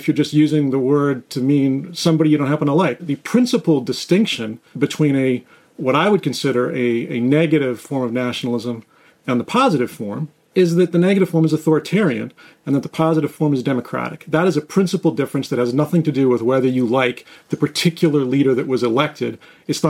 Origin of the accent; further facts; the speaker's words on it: Canada; moved away as an adult; now in Warrenton, United States; So I grew up in Canada. I spent the first 20-some years of my life there.